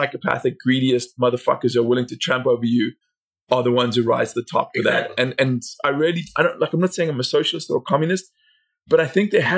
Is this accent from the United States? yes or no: no; South Africa; moved away; I grew up in South Africa